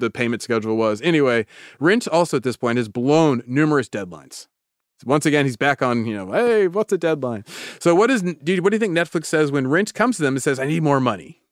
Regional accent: Davis, California, United States; my hometown of Davis

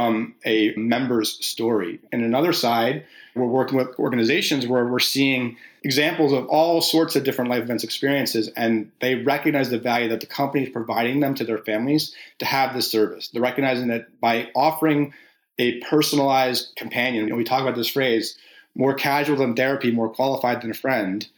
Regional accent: New Jersey, United States; moved away; I'm from New Jersey originally, so the Jersey Shore.

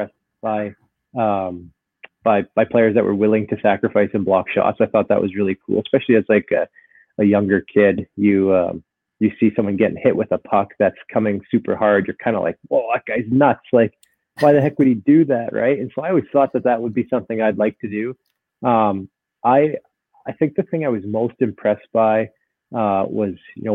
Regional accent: Vancouver, British Columbia, Canada; also born or lived in Burnaby; I grew up in Vancouver, so I was a Canucks fan

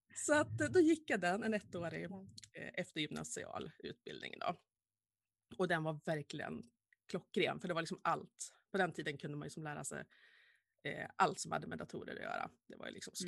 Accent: Vilhelmina, Västerbotten County, Sweden; jag ville gärna bo kvar hemma i Vilhelmina

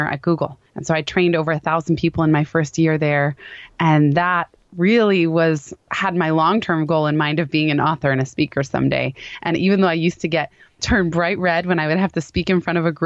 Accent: Palo Alto, California, United States; The company happened to be in my hometown of Palo Alto

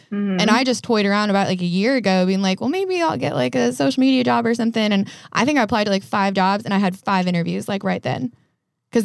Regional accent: outside of Denver, Colorado, United States; moved away as an adult; now in Los Angeles, United States; I grew up outside of Denver and it's very much the same thing where it's like really, really gentrified.

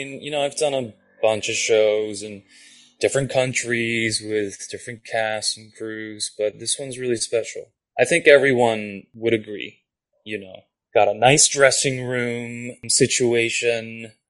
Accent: Japan; first language Japanese; English is a second language; moved away; Japanese is my first language, technically. Okay. Yeah, no, I grew up there. And I grew up speaking both, so. But I do consider it my first language, having grown up there.

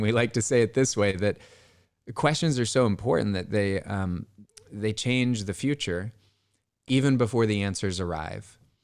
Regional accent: Bay Area, California, United States; I grew up in the Bay Area

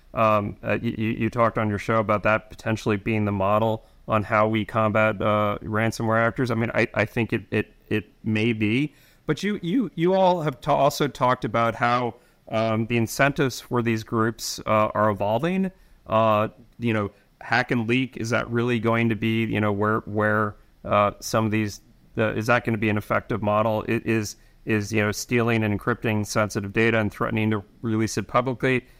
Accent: New York, United States; I'm from New York

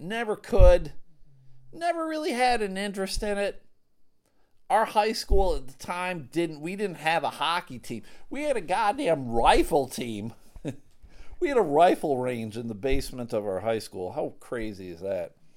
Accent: Buffalo, New York, United States; growing up in Buffalo, there was a lot of street hockey to be had

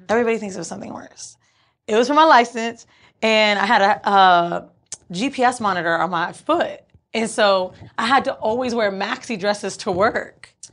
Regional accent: Orlando, Florida, United States; also born or lived in New York; now in Los Angeles, United States; Orlando's where I'm from

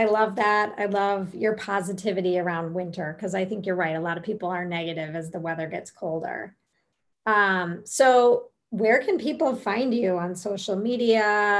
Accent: Minnesota, United States; I'm from Minnesota

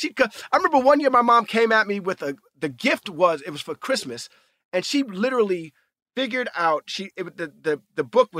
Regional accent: New York City, New York, United States; as a young African-American male growing up in New York City, the amount of my own history that I know is very little

